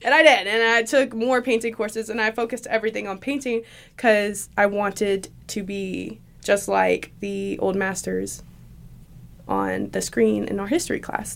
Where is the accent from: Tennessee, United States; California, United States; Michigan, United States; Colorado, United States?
Tennessee, United States; Shelbyville; now in Johnson City, United States; I was born in Shelbyville, Tennessee.